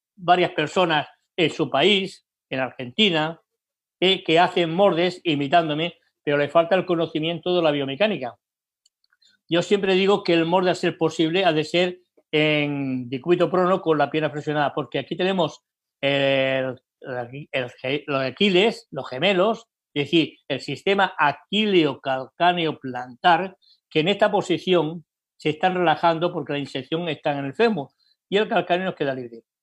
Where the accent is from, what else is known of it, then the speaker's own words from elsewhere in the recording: Barcelona, Catalonia, Spain; en España, en mi país, Barcelona